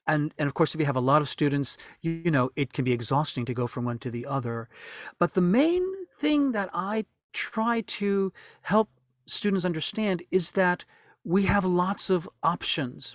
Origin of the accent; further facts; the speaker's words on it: New Orleans, Louisiana, United States; moved away as an adult; now in Japan; New Orleans was a wonderful place to grow up